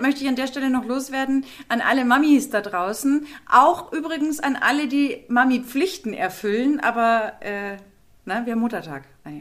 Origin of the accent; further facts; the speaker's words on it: Munich, Bavaria, Germany; als Münchner